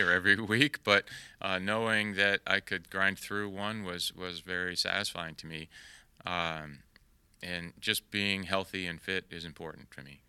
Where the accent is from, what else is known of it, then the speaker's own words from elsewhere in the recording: York, Maine, United States; also born or lived in Salem, Massachusetts; now in Texas, United States; I was born in Salem, Massachusetts, but when I was a young boy, we moved to Maine and, and, uh, I spent all my formative years in, in York, Maine, so that's my, definitely my hometown.